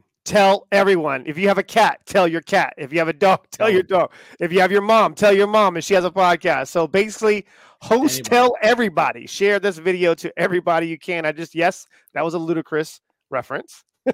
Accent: Indiana, United States; I'm from Indiana.

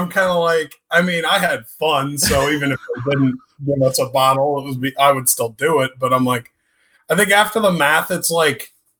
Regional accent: Blue Springs, Missouri, United States; I actually grew up in Blue Springs.

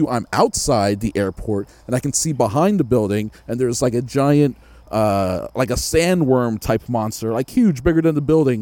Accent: New York, United States; I grew up in New York.

